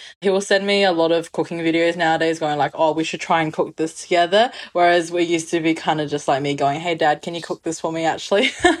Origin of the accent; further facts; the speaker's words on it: Wuxi, Jiangsu, China; I grew up with a Wuxi cuisine, which is my hometown is.